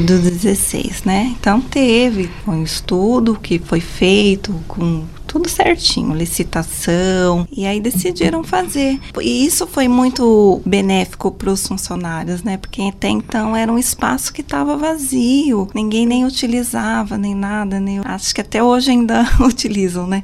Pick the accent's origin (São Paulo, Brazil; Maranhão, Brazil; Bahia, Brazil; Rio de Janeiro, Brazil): São Paulo, Brazil; Guarujá; moved away; Eu nasci no Guarujá, né? A paixão acho que vem de lá. E meu pai trabalhou um bom tempo no Guarujá e depois a gente acabou subindo a serra